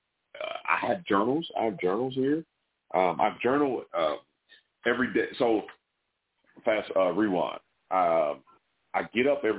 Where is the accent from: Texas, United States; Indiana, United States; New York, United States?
Indiana, United States; Indianapolis; also born or lived in West Lafayette, Indiana; Born and raised, all 30. Other than going to college, I've never lived anywhere else